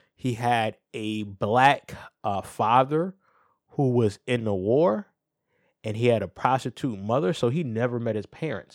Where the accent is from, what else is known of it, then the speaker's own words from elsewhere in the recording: New Haven, Connecticut, United States; I'm from New Haven